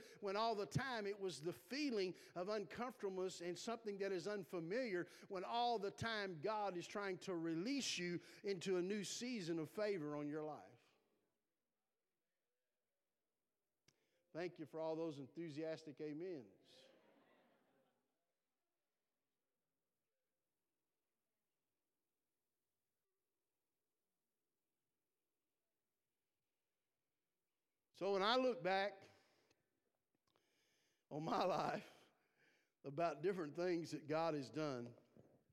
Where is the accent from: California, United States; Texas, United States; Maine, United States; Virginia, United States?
Texas, United States; South; I'm from South Texas